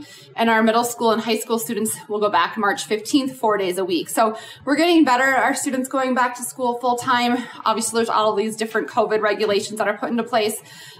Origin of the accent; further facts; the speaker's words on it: Midwest, United States; now in Colorado Springs, United States; I'm from the Midwest.